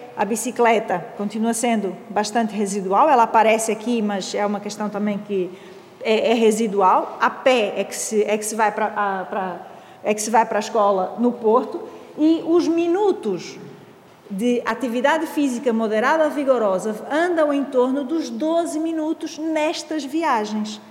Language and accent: Portuguese; Brazil; now in Portugal; tenho um sotaque, assim, um bocadinho esquisito. É, pronto, é que eu sou do Brasil, mas já estou cá há muito tempo